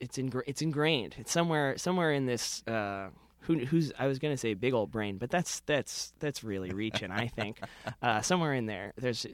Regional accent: Windsor, Connecticut, United States; Yes, I grew up in Windsor, Connecticut.

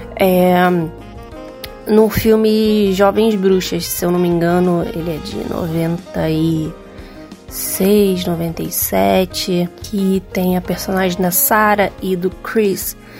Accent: Rio de Janeiro, Brazil; sou do Rio de Janeiro

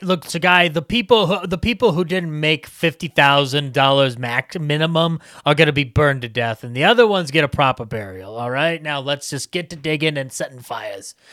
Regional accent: United States; me as an American

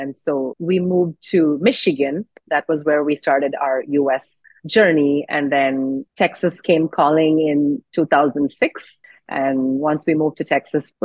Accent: Oman; moved away as an adult; also born or lived in India; now in United States; When I was growing up in Oman

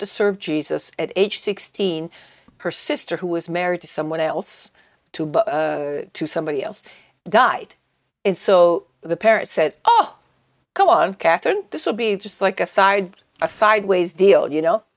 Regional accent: Italy; moved away; when I was growing up in Italy

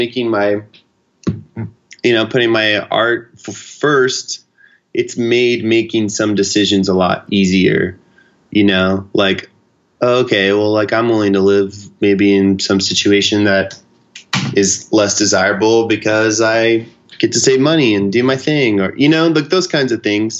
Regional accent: Houston, Texas, United States; moved away; also born or lived in New York City; I'm from Houston, so I spent like a month in Houston in between stuff.

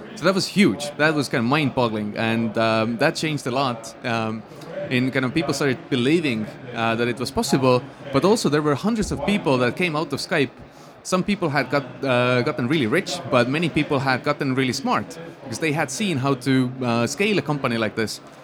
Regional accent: Estonia; I grew up in Estonia in a really small town.

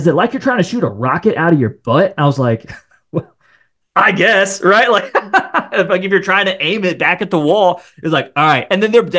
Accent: Marion, Ohio, United States; moved away; I'm actually from Ohio. So then, I'm from the Columbus area, like this small town just north of Columbus called Marion, Ohio is where I'm from

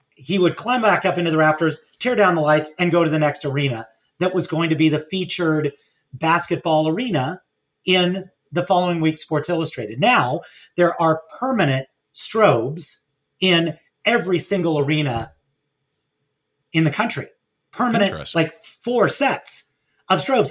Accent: Los Angeles, California, United States; working at a small camera store in my hometown of Pacific Palisades

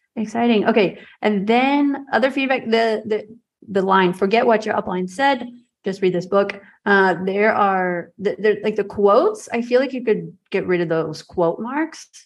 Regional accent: United States; moved away as an adult; also born or lived in Milan, Italy / Rome, Italy; now in Riga, Latvia; what I grew up with in the United States

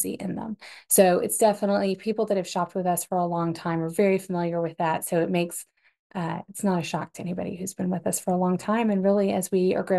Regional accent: Dallas, Texas, United States; I am from Dallas, grew up here, went to SMU.

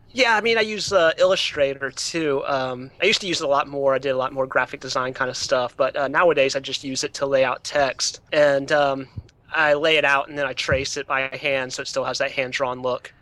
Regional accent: Atlanta, Georgia, United States; now in Baltimore, United States; I grew up in Atlanta. So, um, I went to public school in Atlanta

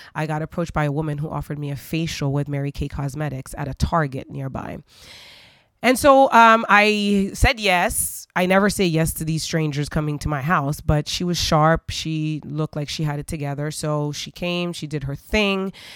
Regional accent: Port-au-Prince, Ouest, Haiti; I grew up in Haiti. Um, in Port au Prince, Haiti

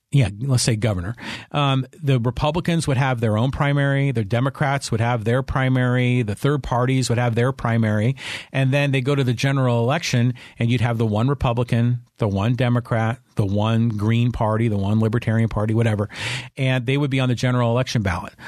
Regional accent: Poway, California, United States; my hometown of Poway

